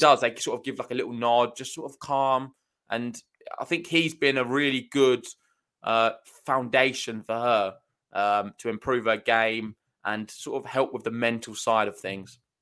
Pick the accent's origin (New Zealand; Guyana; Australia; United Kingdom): United Kingdom; I'm from Britain.